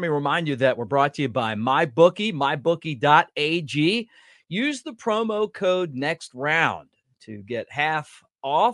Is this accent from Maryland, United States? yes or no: yes; Baltimore, Maryland, United States; I'm from Baltimore